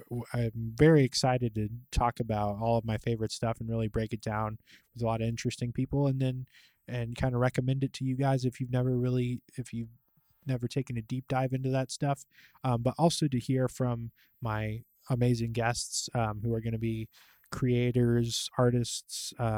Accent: Kansas City, United States; I live in Kansas City. I'm born and raised in the Kansas City area.

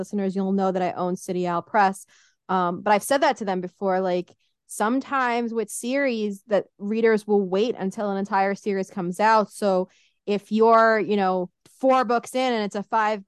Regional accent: New York City, New York, United States; I grew up in Brooklyn, so the city was all around me

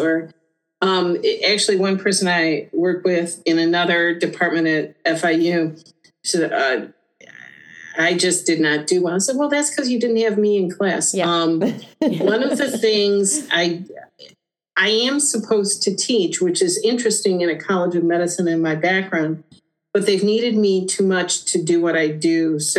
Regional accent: Ohio, United States; Given I was from Ohio, my husband was from Indiana

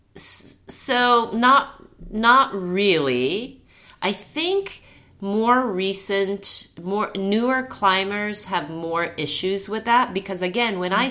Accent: Japan; moved away as an adult; also born or lived in Santa Monica, California; now in Las Vegas, United States; At that point, I was only like two or three months old. So I grew up in Japan.

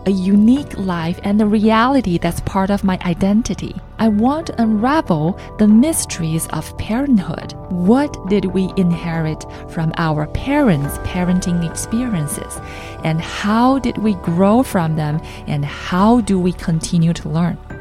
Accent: China; moved away as an adult; also born or lived in Shanghai, China; now in San Francisco Bay Area, United States; For the first time in my life, I left my hometown, a tiny place that you probably can't even find on maps

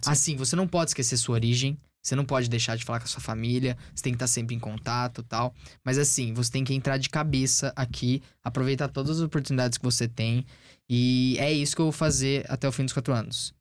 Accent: Brazil; moved away as an adult; now in United States; quando eu saí do Brasil lá em agosto do ano passado

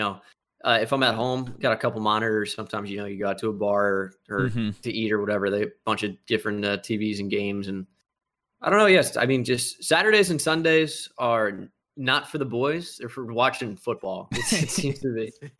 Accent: New Jersey, United States; I was Yankees obsessed growing up in New Jersey, you know, less than an hour away from Yankee Stadium.

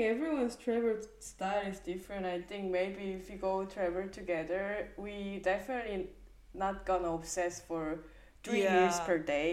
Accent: Seoul, South Korea; I'm from Seoul

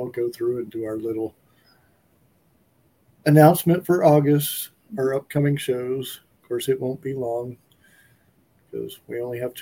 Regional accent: Texas, United States; I'm from Texas

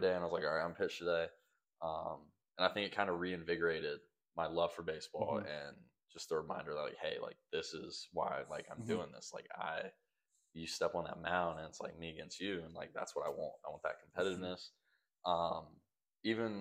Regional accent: Greensboro, North Carolina, United States; I'm from North Carolina, grew up here. I've been here my entire life because I'm 20 minutes from home now. I'm from Greensboro

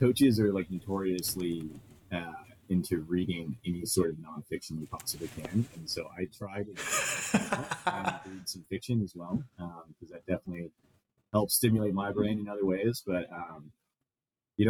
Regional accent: Los Angeles, California, United States; moved away as an adult; now in Grand Forks, United States; I grew up, like I mentioned, I grew up in Los Angeles

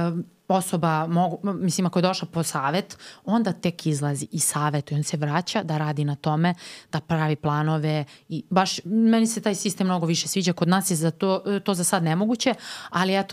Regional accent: Serbia; kod nas u Srbiji

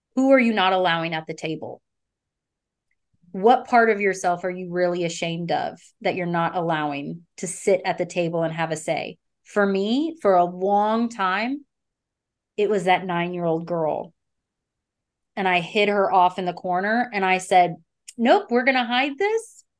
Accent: Texas, United States; I'm from Texas

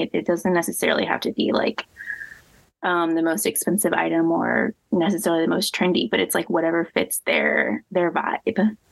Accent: Midwest, United States; moved away as an adult; also born or lived in Louisiana; I grew up in the Midwest, and so that has its own style.

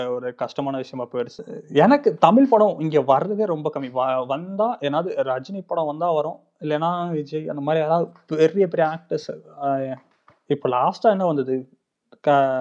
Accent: Chennai, Tamil Nadu, India; moved away as an adult; also born or lived in Vaiyakulathur, Sivaganga district; now in Rome, Italy; நான் பிறந்து வளர்ந்ததெல்லாம் சென்னையில்

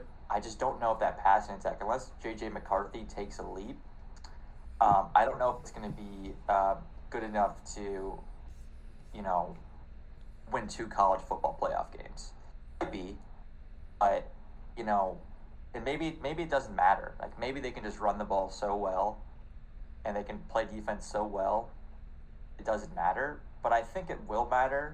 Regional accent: Wadsworth, Ohio, United States; my hometown, Wadsworth, Ohio

